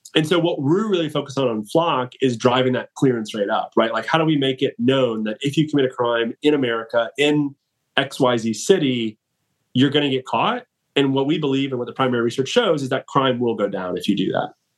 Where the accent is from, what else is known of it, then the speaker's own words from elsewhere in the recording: Atlanta, Georgia, United States; born and raised in Atlanta